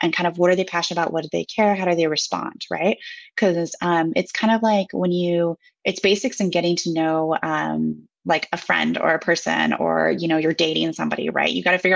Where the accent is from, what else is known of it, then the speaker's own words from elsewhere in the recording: Seattle, Washington, United States; moved away as an adult; also born or lived in Japan; now in Switzerland; American. I spent 30 years of my life living in the Seattle area, Pacific Northwest of the US. And then almost 5 years ago, I moved abroad for the first time